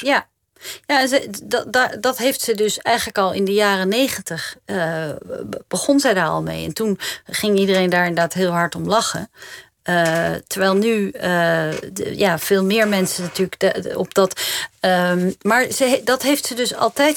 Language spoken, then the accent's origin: Dutch; Netherlands